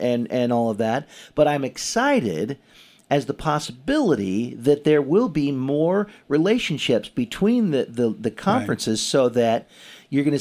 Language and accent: English; Portland, Oregon, United States; Growing up in Portland